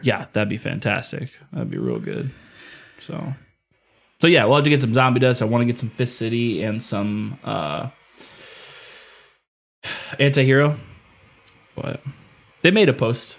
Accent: Indiana, United States; moved away; I'm from Indiana

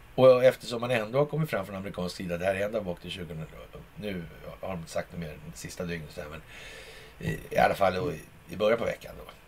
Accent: Sweden; när man själv sitter i Sverige som svensk

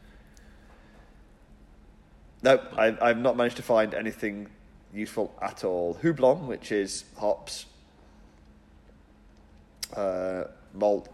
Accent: England, United Kingdom; as an English person

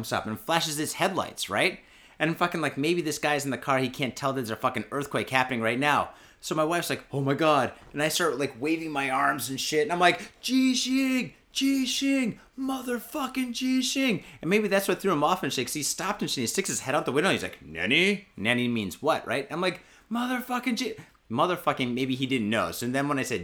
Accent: Michigan, United States; now in Japan; I'm from Michigan.

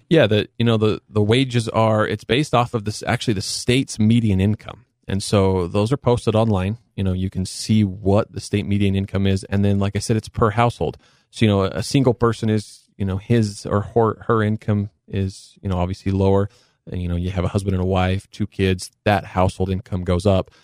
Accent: Cedar City, Utah, United States; I was born and raised in Cedar City. Um, you know, so I'm local boy from Southern Utah

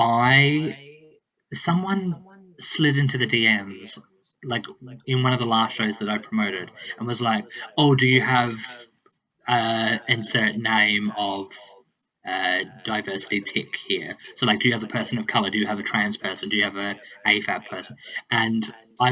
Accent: central South Australia, Australia; moved away; I grew up in central South Australia. So about 8 hours north of the south coast.

